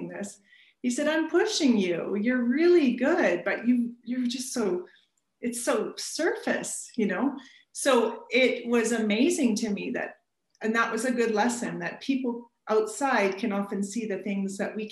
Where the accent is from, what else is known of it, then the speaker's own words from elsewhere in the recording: Alberta, Canada; I grew up in Alberta where winters can drop about minus 43